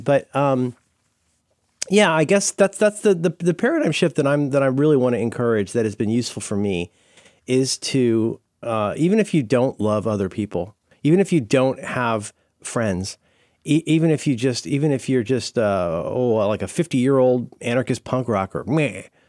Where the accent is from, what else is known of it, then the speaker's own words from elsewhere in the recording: Florida, United States; I grew up in Florida